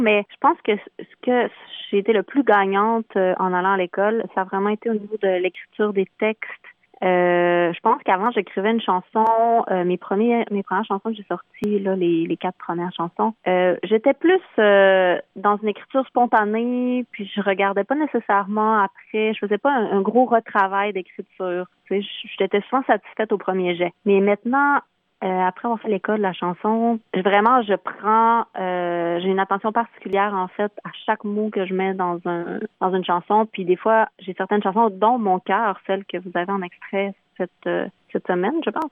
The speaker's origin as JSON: {"language": "French", "town": "Chicoutimi", "region": "Quebec", "country": "Canada", "tie": "born or raised there", "said": "je suis native du Saguenay, de Chicoutimi"}